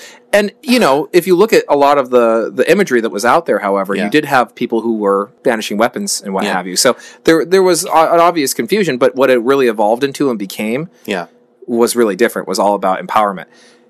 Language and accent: English; California, United States; we're both from California, we see Mexican culture all around us, and Latino culture in general, because we have so many different ethnic groups that are here in the Bay Area, like we've talked about, and all throughout California.